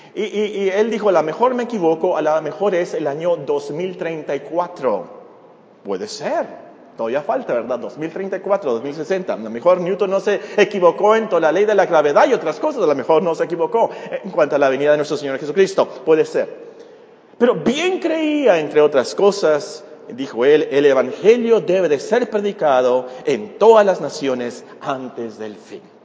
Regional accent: Mexico; Como mexicanos nosotros somos gentiles

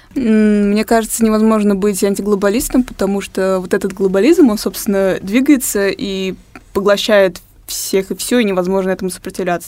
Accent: Tatarstan, Russia; я родилась в Татарстане

